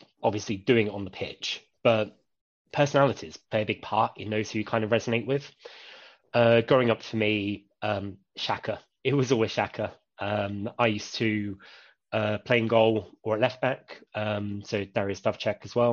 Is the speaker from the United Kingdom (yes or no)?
yes; Reading, South East England, United Kingdom; I grew up in Tylehurst, Reading born and raised